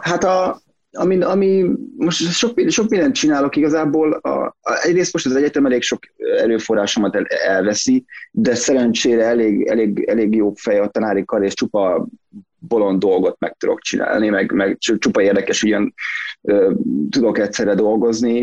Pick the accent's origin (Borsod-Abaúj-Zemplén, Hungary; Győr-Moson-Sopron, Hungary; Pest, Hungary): Pest, Hungary; Szentendre; én Szentendrei vagyok, tehát Szentendrei élek